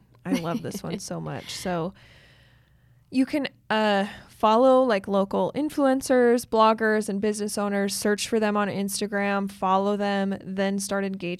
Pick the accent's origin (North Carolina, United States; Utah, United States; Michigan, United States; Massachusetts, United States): Utah, United States; Like I'm from Northern Utah, so I used to live close to Idaho Falls.